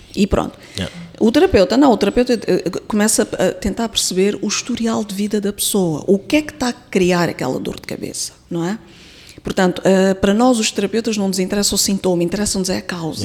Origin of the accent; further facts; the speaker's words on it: Mozambique; Eu, eu sou moçambicana, nasci aqui, cresci uhum. aqui, estudei